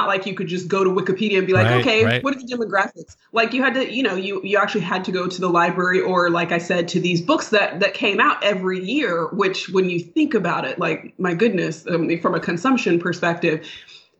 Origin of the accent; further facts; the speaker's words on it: Sacramento, California, United States; I grew up in Northern California in Sacramento, the capital city